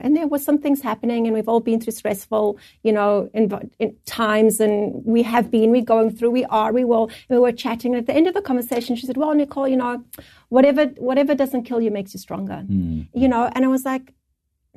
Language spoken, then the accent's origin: English; South Africa; moved away as an adult; now in Canada; we're from South Africa